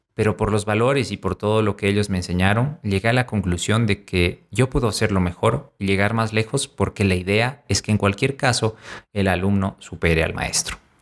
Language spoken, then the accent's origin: Spanish; La Paz, Bolivia; aquí en La Paz, Bolivia, mi ciudad natal